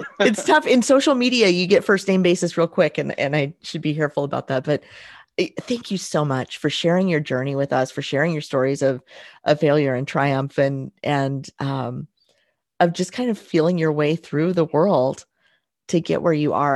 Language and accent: English; Southern Indiana, United States; I'm from Southern Indiana